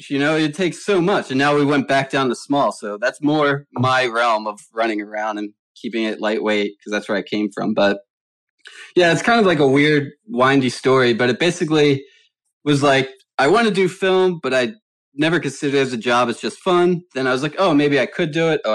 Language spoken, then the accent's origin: English; Philadelphia, Pennsylvania, United States; moved away as an adult; also born or lived in Delaware / Lancaster, Pennsylvania; now in Los Angeles, United States; I also grew up in Philadelphia